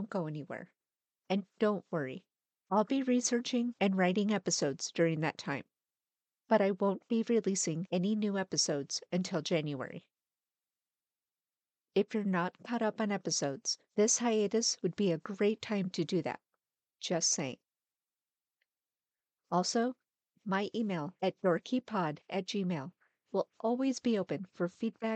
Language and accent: English; United States; accent: American; I'm American